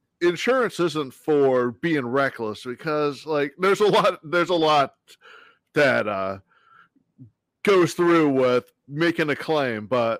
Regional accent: Philadelphia area, Pennsylvania, United States; I'm from the Philly area.

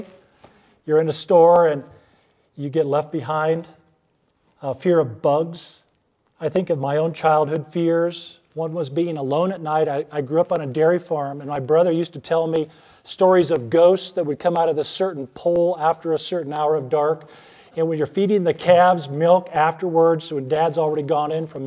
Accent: Arnold, Nebraska, United States; I grew up near Arnold, Nebraska.

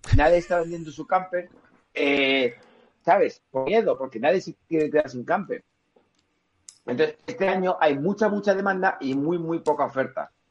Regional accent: Spain; como buenos españoles

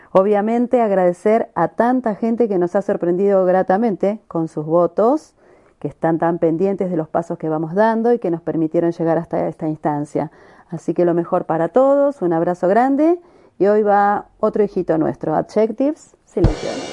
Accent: La Plata, Buenos Aires Province, Argentina; somos platenses

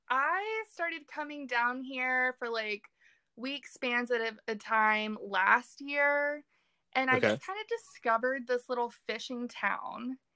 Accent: Richmond, Virginia, United States; I grew up outside of Richmond, Virginia

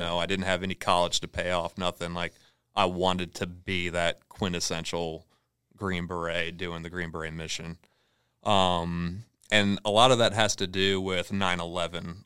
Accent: Southern Pines, North Carolina, United States; moved away; also born or lived in Torrance, California / Marina Del Rey, California; growing up in Southern Pines

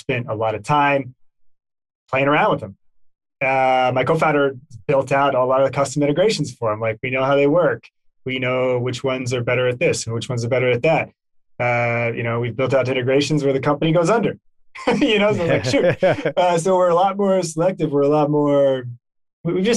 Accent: Texas, United States; growing up in Texas

